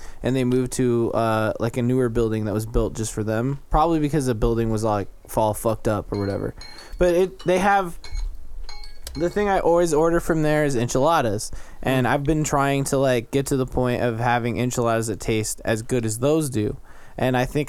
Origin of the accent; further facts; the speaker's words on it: Las Vegas, Nevada, United States; I was born and raised in Vegas